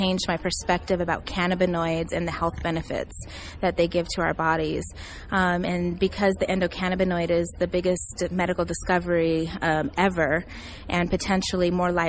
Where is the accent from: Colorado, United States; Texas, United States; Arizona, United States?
Colorado, United States; Denver; I'm from Denver, Colorado. I'm a native.